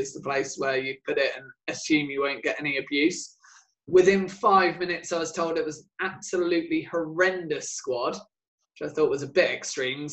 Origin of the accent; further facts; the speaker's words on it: England, United Kingdom; We're all English